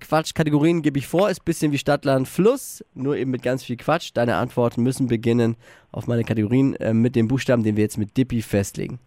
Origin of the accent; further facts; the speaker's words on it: Nuremberg, Bavaria, Germany; in Deutschland und in Franken und überhaupt bei uns in Nürnberg